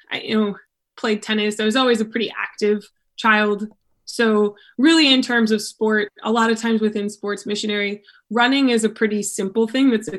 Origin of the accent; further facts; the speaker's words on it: Akron, Ohio, United States; moved away as an adult; also born or lived in Kent, Ohio; now in Old Orchard Beach, United States; I'm originally from like Akron, Ohio